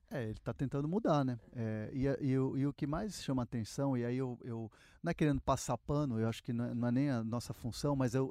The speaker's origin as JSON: {"language": "Portuguese", "country": "Brazil", "said": "sou brasileiro"}